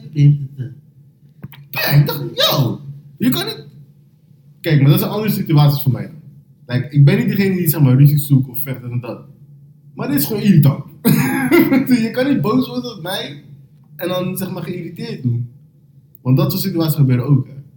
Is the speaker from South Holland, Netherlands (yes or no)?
yes; Rotterdam, South Holland, Netherlands; ik ben van Rotterdam